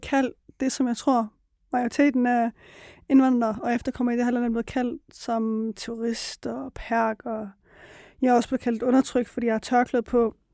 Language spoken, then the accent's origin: Danish; Aarhus, Central Denmark Region, Denmark; jeg er født og opvokset i Aarhus, i en øh, byområde, der, som I kender som Gellerup